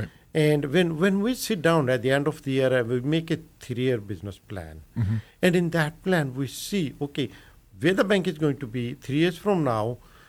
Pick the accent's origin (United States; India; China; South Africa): India; moved away as an adult; So you know, I came from India in 1978. Just like everybody, every immigrant, land of opportunities, looking for new opportunities